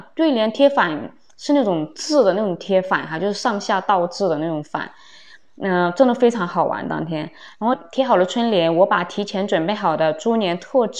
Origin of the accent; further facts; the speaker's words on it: Guangdong, China; moved away; 按照我们广东这边的习俗